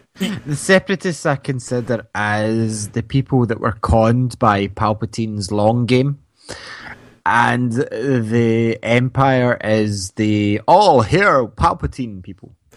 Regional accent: Scotland, United Kingdom; we're from Scotland

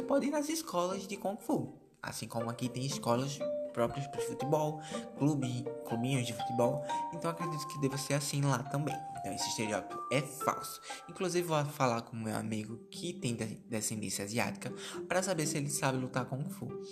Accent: Brazil; a gente é brasileiro

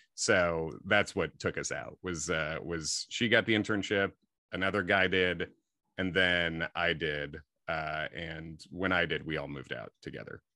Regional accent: Clarendon Hills, Illinois, United States; also born or lived in Long Island, New York / Chicago; I was born in Chicago and then grew up, uh, sort of in the suburbs there. Clarendon Hills, mostly Clarendon Hills, Hinsdale

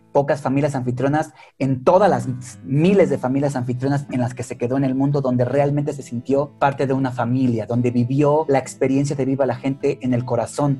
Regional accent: Mexico; como mexicano

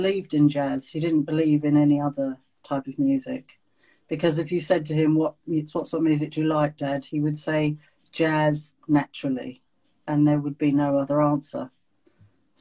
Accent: London, United Kingdom; also born or lived in Belsize Park, London; I moved to Brixton when I was just before my fourth birthday. So I was raised really in Brixton in South London

